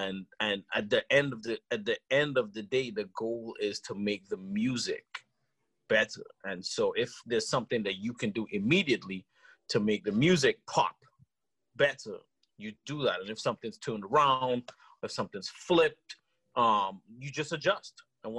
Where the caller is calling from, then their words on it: Okemos, Michigan, United States; I'm calling in from Okemos, Michigan.